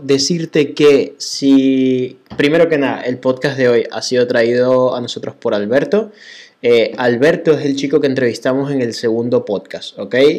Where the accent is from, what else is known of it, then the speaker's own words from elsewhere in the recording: Venezuela; moved away; así somos todos los venezolanos